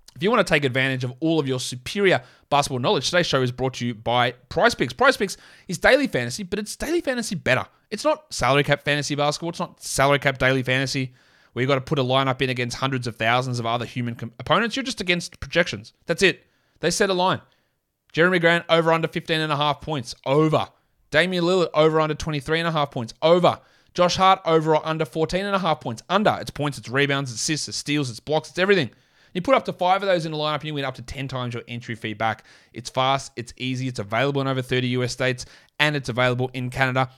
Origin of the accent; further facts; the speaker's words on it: Australia; accent: Australian; my full Australian accent